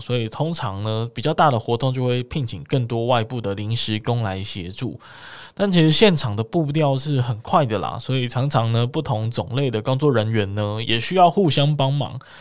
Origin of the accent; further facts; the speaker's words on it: Kaohsiung, Taiwan; 身为高雄人的我